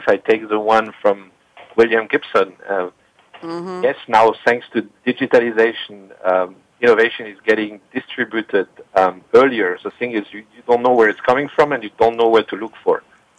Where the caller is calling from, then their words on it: Lausanne, Vaud, Switzerland; I'm calling from Lausanne, which is in Switzerland, next to the Geneva Lake.